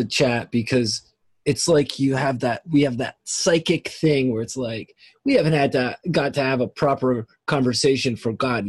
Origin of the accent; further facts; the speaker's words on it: Toronto, Ontario, Canada; Because I'm from Toronto.